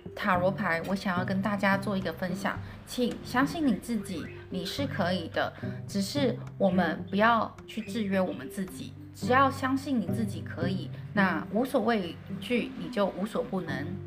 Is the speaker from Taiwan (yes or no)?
yes; Taiwan; 我们台湾人说的就是所谓的马铃薯